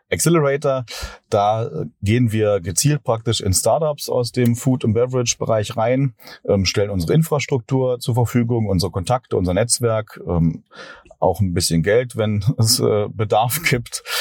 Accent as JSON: {"language": "German", "region": "Berlin", "country": "Germany", "said": "ich komme hier aus Berlin"}